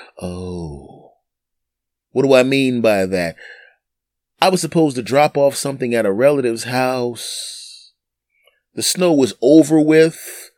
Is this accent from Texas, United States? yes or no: no; Philadelphia, Pennsylvania, United States; When I was 20 years old, I literally drove from my hometown of Philadelphia to New York to do a show in a snowstorm.